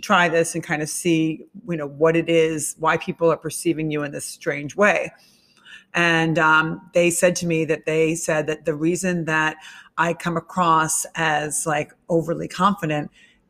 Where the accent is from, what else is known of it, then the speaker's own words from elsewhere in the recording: Illinois, United States; We're both from the Midwest. I'm from Illinois.